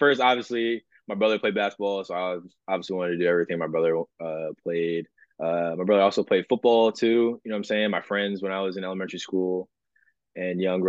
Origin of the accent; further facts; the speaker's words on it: Hillsborough, New Jersey, United States; I'm from Hillsborough, New Jersey. It's located about 20 minutes away from New Brunswick, Rutgers University. Grew up with a dad, mom, older brother